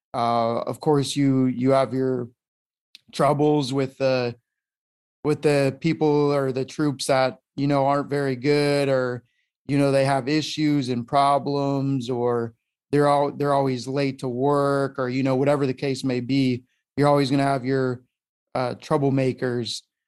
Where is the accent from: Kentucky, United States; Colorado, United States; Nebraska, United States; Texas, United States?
Colorado, United States; moved away as an adult; also born or lived in San Diego; I'm from Colorado, born and raised out there, lived there pretty much my whole life